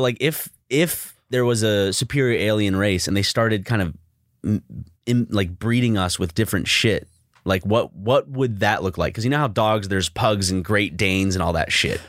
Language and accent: English; South Carolina, United States; growing up in South Carolina